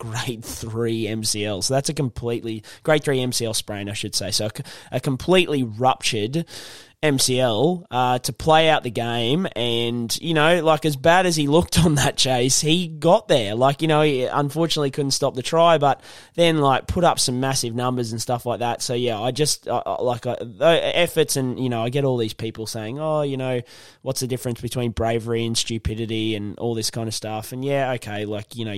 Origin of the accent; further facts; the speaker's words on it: Brisbane, Queensland, Australia; I'm from Brisbane